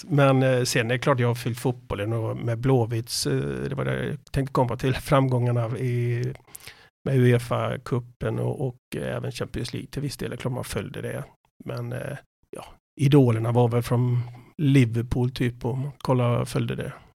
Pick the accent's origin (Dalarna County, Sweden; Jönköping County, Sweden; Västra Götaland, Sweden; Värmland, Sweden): Västra Götaland, Sweden; Borås; Jag kommer från Borås, född på Sjöbo.